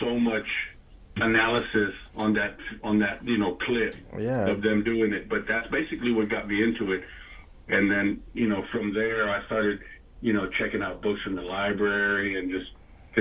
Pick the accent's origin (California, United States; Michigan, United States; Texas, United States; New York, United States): Texas, United States; San Antonio; we're from San Antonio